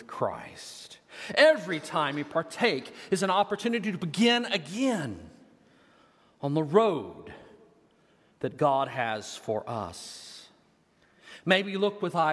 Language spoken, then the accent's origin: English; Texas, United States; moved away as an adult; now in Des Moines, United States; I'm a Texan, all right? I'm from Texas, and you can hear it when I get mad.